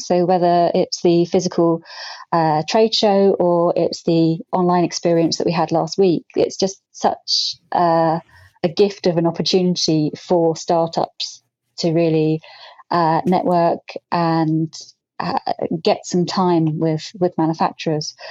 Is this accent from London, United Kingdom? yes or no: no; Brighton, South East England, United Kingdom; I grew up in Brighton